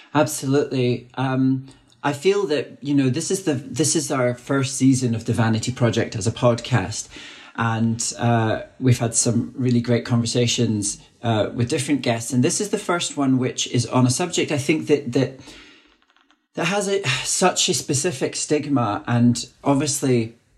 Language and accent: English; Dundee, Scotland, United Kingdom; now in London, United Kingdom; I was born in Dundee, a city which now, in 2021, has the highest overdose death in Europe